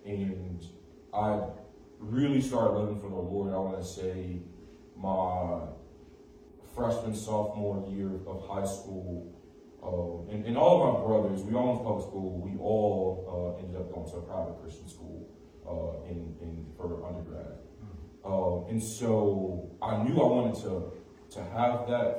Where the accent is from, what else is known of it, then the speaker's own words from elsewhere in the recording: Chicago, Illinois, United States; I was raised in Humboldt Park